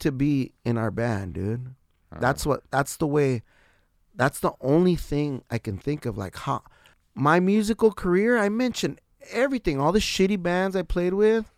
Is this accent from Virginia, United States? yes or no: no; San Diego, California, United States; I'm from San Diego, wherever I'm at.